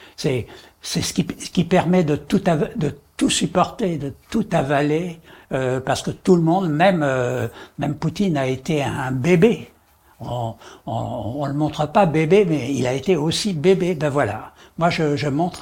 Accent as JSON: {"language": "French", "town": "Paris", "region": "Île-de-France", "country": "France", "tie": "born or raised there", "said": "je suis né à Paris, je vis à Paris et je meurs à Paris"}